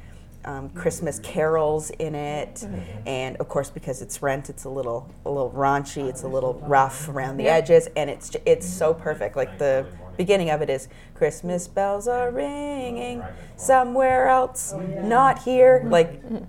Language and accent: English; Markham, Ontario, Canada; I grew up in Markham